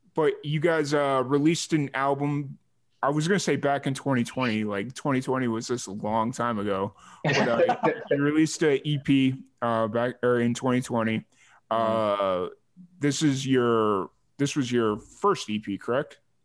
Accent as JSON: {"language": "English", "town": "Chicago Heights", "region": "Illinois", "country": "United States", "tie": "born or raised there", "also_born_or_lived": "New Mexico", "accent": "Chicago", "moved": "yes", "lives_now": "Texas, United States", "said": "I grew up in Chicago Heights"}